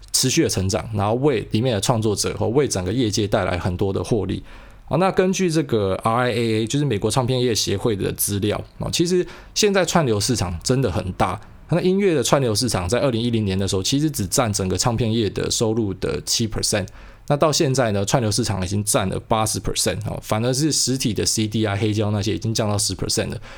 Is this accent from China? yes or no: no; Taiwan; 我是台湾人